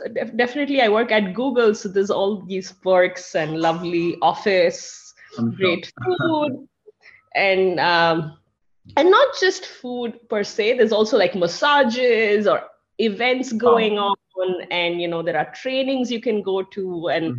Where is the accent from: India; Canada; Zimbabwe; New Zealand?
India; now in United States; I'm from India, my family is in India